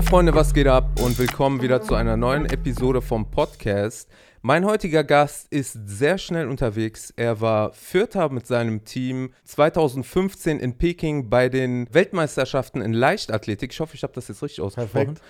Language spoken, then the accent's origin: German; Monheim am Rhein, North Rhine-Westphalia, Germany; Ich so aus Monheim. Hm. Ich komme eigentlich aus Baumberg